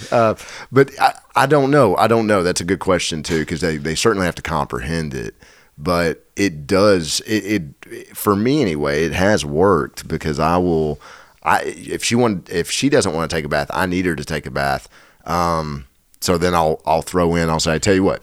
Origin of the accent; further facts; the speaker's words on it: Nashville, Tennessee, United States; I'm from Nashville in the South.